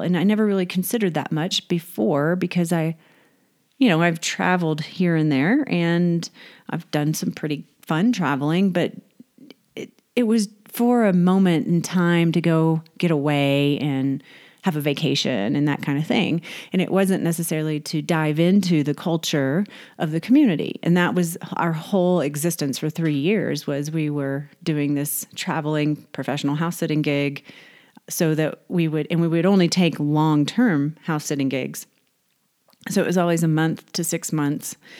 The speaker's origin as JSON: {"language": "English", "town": "Houston", "region": "Texas", "country": "United States", "tie": "born or raised there", "also_born_or_lived": "Northern California", "moved": "yes", "said": "I was raised in Texas, uh, Houston, Galveston area"}